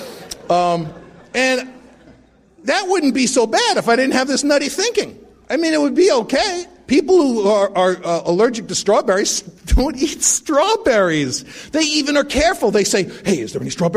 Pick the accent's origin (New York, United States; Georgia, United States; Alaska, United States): New York, United States; New York City; moved away; I grew up in the Bronx to a completely insane family